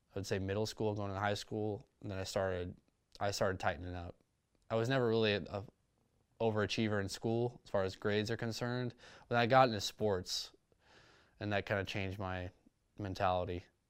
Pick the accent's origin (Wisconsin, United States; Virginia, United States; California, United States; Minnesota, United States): California, United States; Huntington Beach; growing up, Southern California, grew up in a city called Huntington Beach